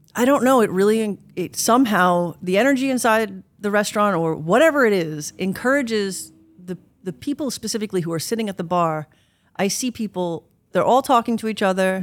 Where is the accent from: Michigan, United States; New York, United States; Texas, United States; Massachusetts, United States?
New York, United States; also born or lived in Italy; now in West Hollywood, United States; growing up in New York